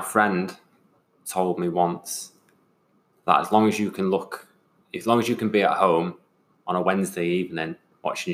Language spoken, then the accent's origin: English; North Wales, United Kingdom; I was born in North Wales, but I was made in the Royal Navy